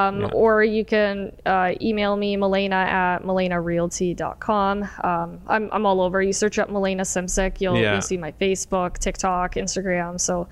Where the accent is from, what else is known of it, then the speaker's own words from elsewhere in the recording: Windsor, Ontario, Canada; Born and raised in Windsor.